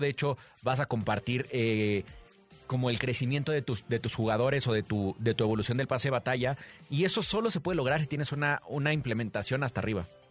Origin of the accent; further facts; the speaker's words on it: Mexico; como mexicano